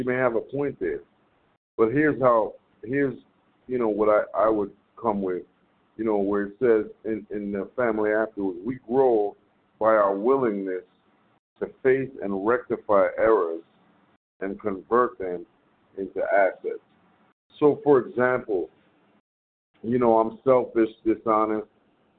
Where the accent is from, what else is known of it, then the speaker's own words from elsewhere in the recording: New York, United States; I am from New York